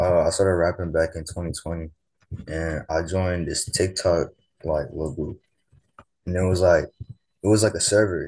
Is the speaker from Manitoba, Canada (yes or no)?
no; Ottawa, Ontario, Canada; I'm from Ottawa, Ontario, in Canada